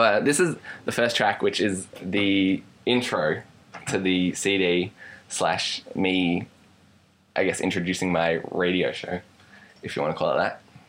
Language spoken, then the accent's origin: English; Australia; Because like a lot of people for Australians, and like in my case it's happened on occasion, where you go to deliver a line and it comes out American.